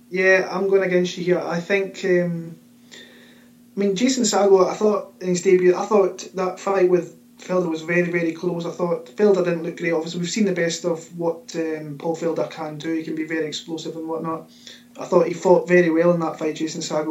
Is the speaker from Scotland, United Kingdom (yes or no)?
yes; Scotland, United Kingdom; my hometown from my home country, Scotland